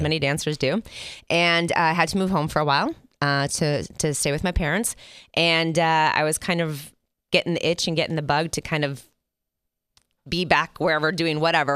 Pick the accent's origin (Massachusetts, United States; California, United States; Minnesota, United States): Minnesota, United States; also born or lived in Ann Arbor, Michigan; now in Las Vegas, United States; my family moved to Minnesota when I was in the fourth grade.